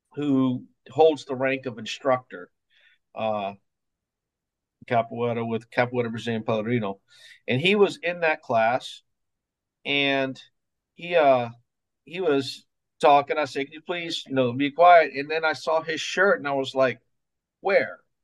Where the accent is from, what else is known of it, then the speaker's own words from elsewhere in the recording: Mobile, Alabama, United States; moved away as an adult; also born or lived in Florida; now in Mount Dora, United States; I'm from born and raised in Mobile, Alabama